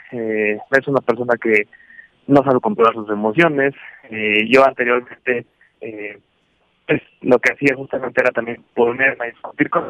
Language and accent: Spanish; Mexico; mi novia, de hecho, es asiática, es china y yo soy mexicano